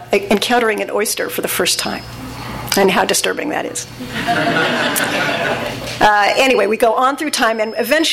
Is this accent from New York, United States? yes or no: no; Southern California, United States; I was raised in Southern California in a secular Jewish household